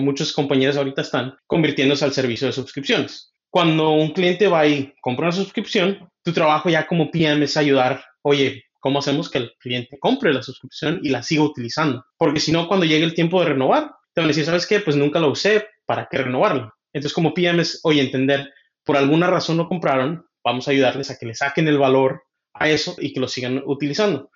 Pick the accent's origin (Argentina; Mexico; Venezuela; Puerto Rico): Mexico; Michoacán; now in Seattle, United States; yo crecí en Michoacán, pero ahorita vivo en Seattle, Washington